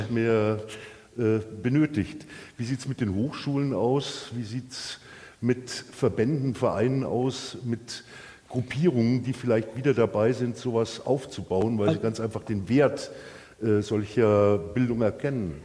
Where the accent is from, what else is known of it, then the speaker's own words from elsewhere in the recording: Bavaria, Germany; als Bayer